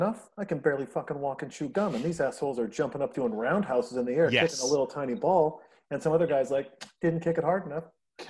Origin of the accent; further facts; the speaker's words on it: Montana, United States; now in California, United States; I'm from Montana. I grew up in, you know, going to smokers, boxing matches, you know, in little gyms and stuff